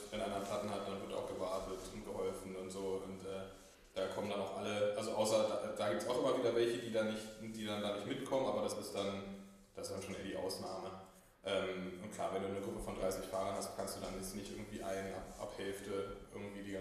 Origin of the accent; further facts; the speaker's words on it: Berlin, Germany; also born or lived in Hamburg; Ja, ich bin ähm, gebürtiger Berliner, auch immer hier gewesen mit einem, mit einem kleinen Hamburger Intermezzo in der Studienzeit.